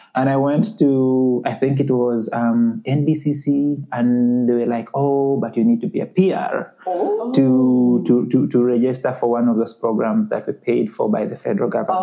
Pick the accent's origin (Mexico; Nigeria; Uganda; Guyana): Uganda; moved away as an adult; also born or lived in Halifax, Canada; now in Canada; I'm originally from Uganda, and I came to Canada as a student, you know, about seven years ago